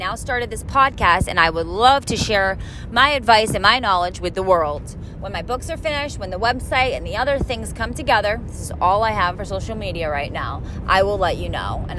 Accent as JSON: {"language": "English", "area": "Cape Cod", "region": "Massachusetts", "country": "United States", "said": "I'm from Cape Cod. I'm a mother of two. I'm 28 years old."}